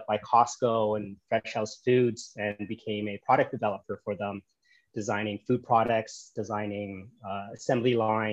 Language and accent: English; Toronto, Ontario, Canada; moved away as an adult; now in Da Nang, Vietnam; I was born and raised in Canada, grew up in Toronto